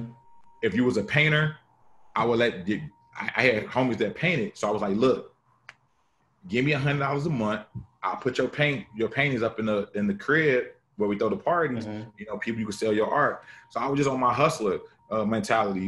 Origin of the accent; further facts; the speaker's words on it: Chicago, Illinois, United States; I'm from Chicago